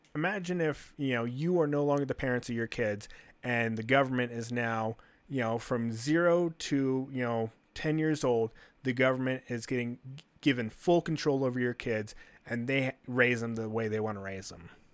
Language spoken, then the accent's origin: English; United States